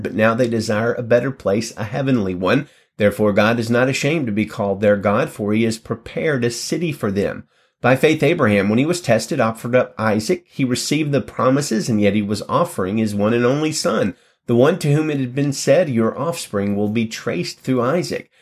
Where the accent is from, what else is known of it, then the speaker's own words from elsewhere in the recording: United States; I was born in the United States